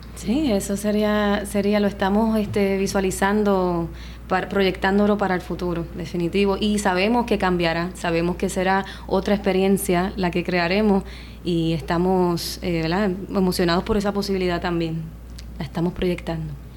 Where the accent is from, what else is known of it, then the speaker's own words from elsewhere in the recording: Puerto Rico; mi pueblo